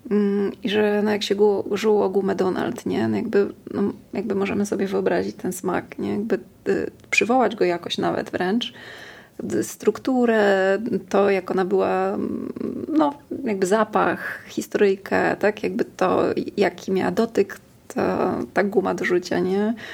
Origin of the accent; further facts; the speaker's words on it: Warsaw, Masovian Voivodeship, Poland; wychowywałam na Ursynowie.